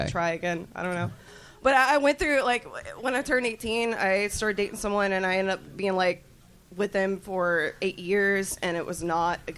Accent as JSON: {"language": "English", "region": "North Carolina", "country": "United States", "said": "Uh, no, I came here from North Carolina."}